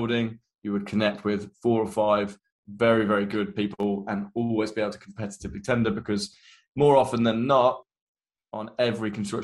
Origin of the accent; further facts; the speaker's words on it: Midlands, United Kingdom; moved away as an adult; also born or lived in London; I am from the Midlands, and I was a quantity surveyor.